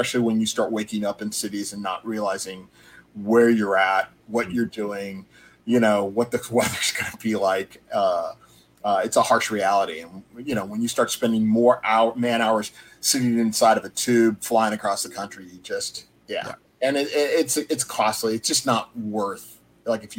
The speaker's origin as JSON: {"language": "English", "region": "Southern California", "country": "United States", "tie": "born or raised there", "said": "my growing up in Southern California"}